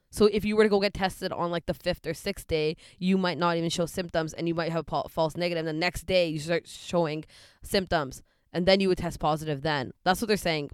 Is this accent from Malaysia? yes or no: no; Surrey, British Columbia, Canada; also born or lived in Delta, British Columbia; Grew up in Delta and Surrey